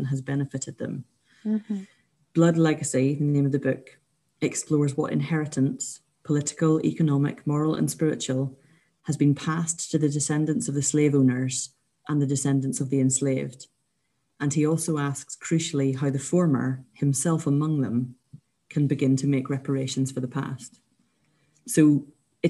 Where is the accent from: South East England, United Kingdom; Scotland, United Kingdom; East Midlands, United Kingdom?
Scotland, United Kingdom; as Scottish people